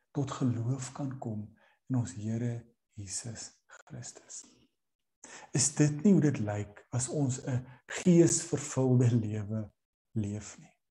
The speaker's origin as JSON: {"language": "Afrikaans", "country": "South Africa", "said": "Ons as Suid-Afrikaners"}